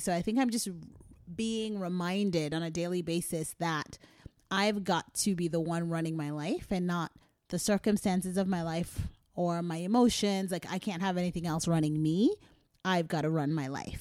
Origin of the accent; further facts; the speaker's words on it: Philadelphia, Pennsylvania, United States; being a Philadelphian